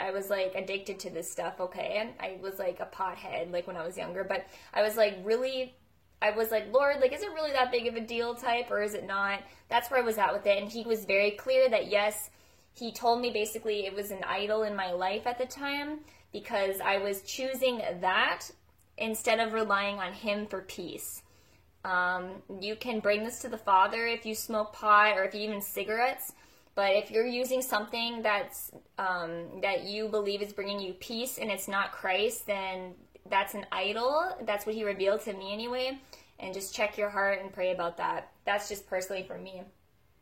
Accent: United States; now in Alberta, Canada; Right now I live in Alberta, Canada. I'm actually from America, so I'm an American Canadian anyways

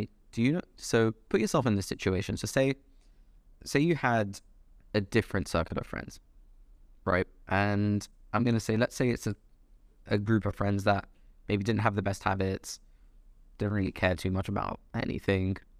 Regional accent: London, United Kingdom; also born or lived in Dubai; I grew up in London, lived in Dubai for a few years, came back for university.

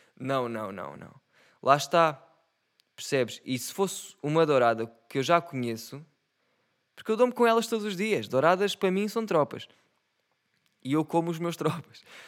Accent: Setúbal, Portugal; eu sou de Setúbal. E como setubalense

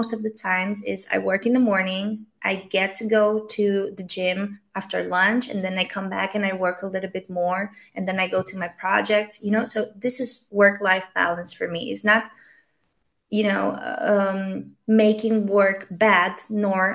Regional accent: Romania; now in Spain; I'm from Romania

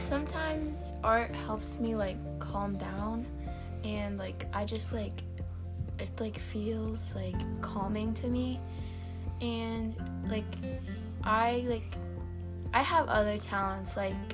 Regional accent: United States; I was born here in the U.S., but my family comes from Egypt.

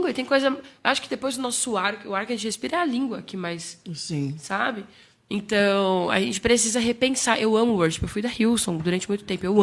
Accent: Bahia, Brazil; O Lu é uma delícia de ouvir, porque a gente veio da Bahia. E essa coisa que desde pequeno é um negócio que não sei, parece que tá na veia, sabe?

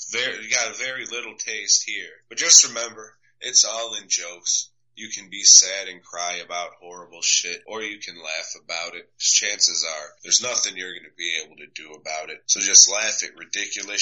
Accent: Chicago, Illinois, United States; now in Texas, United States; I'm from Chicago

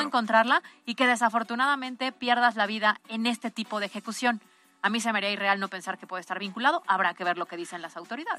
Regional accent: Puebla, Mexico; como ciudadanos, como poblanos

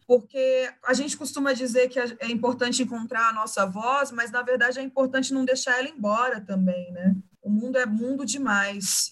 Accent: Cuiabá, Mato Grosso, Brazil; moved away as an adult; now in São Paulo, Brazil; Eu vinha de Cuiabá, que é a minha raiz, e eu honro as minhas raízes, eu honro a minha cidade materna, que é onde está a minha família.

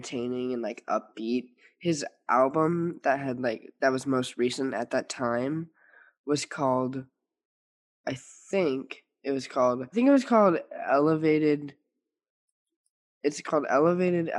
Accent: St. Louis, Missouri, United States; moved away; I'm from St. Louis

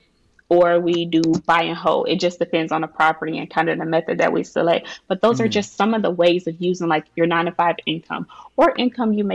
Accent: Cleveland, Ohio, United States; My family, we are from Cleveland, Ohio. We didn't have much. Everybody surrounding me growing up was from public assistance

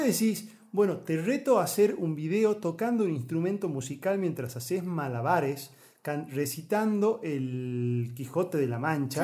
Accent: Argentina

